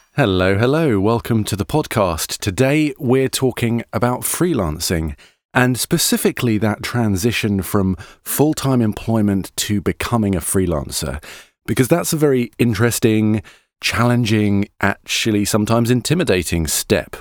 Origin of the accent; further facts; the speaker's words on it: United Kingdom; we're British voice actors